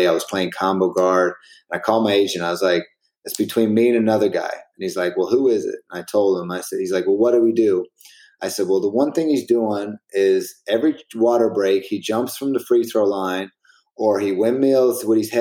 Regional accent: St. John's, Newfoundland and Labrador, Canada; moved away as an adult; Then I came back to St. John's, and I finished out my career in Canada

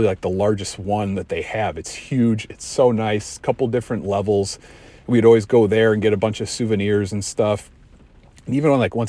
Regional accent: Chicago, Illinois, United States; we're from Chicago.

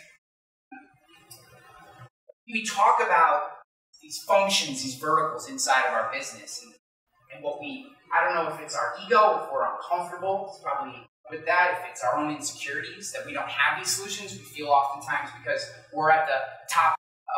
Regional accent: Rensselaer County, New York, United States; also born or lived in Rochester, New York; I grew up way out in Rensselaer County

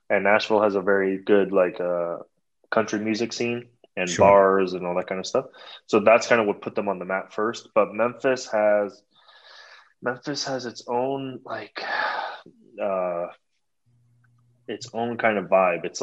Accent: Toronto, Ontario, Canada; born there; moved away; also born or lived in San Francisco; Yeah, so we moved from Toronto, Canada. I was born there.

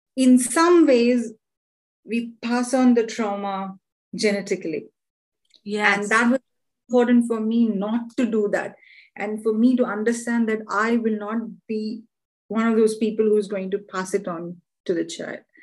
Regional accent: India; now in London, United Kingdom; I live in London and I'm originally from India

